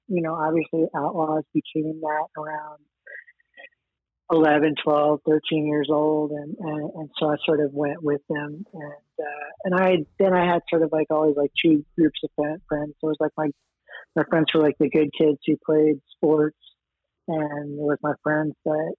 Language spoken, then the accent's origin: English; Los Angeles, California, United States; also born or lived in Queens, New York; we moved a bunch of times by the time I was five and ended up in LA around there